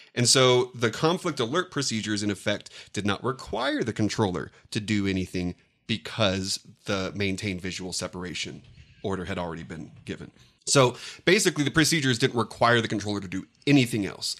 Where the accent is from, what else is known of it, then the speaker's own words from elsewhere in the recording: San Diego, California, United States; I grew up in San Diego, actually in the neighborhood of neighborhoods where these crashes happened